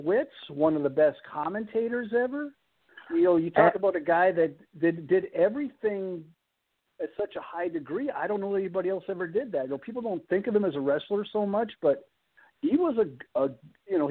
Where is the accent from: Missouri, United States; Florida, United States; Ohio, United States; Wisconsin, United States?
Wisconsin, United States; Green Bay; I grew up in Green Bay, Wisconsin